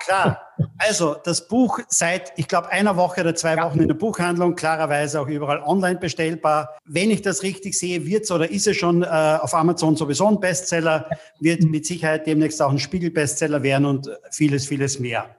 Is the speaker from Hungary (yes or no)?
no; Austria; bei uns in Österreich